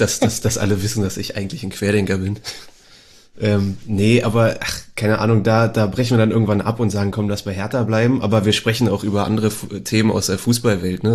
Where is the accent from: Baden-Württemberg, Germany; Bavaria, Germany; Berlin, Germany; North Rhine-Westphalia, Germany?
Berlin, Germany; also born or lived in Karlsruhe; ich bin auch gebürtiger Berliner natürlich, ähm, aus Zehlendorf ursprünglich